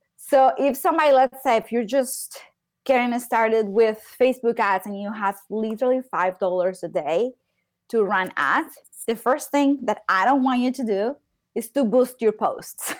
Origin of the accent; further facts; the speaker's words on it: Medellín, Antioquia, Colombia; I am from Colombia. I am from Medellin.